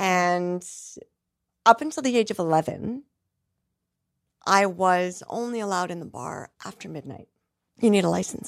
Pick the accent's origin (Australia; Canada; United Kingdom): Canada; Yes, I'm Canadian.